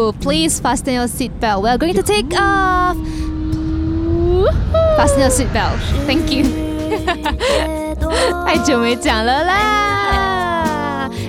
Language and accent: Chinese; Malaysia; moved away; also born or lived in United Kingdom; 我说我是马来西亚人，